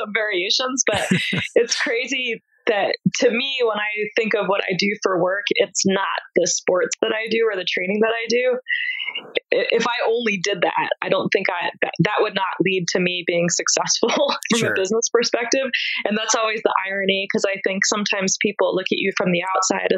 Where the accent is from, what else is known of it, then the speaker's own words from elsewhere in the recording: East Coast, United States; I grew up in the East Coast